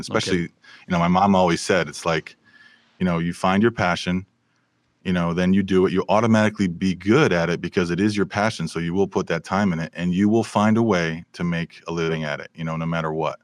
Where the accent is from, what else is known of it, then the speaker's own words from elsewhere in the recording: Bristol, Connecticut, United States; now in Burbank, United States; I was raised in Bristol, Connecticut.